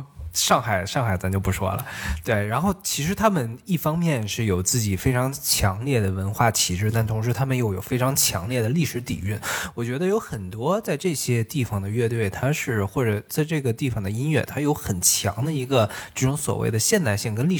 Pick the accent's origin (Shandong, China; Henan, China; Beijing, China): Beijing, China; moved away as an adult; now in Toronto, Canada; 因为我是北京人嘛，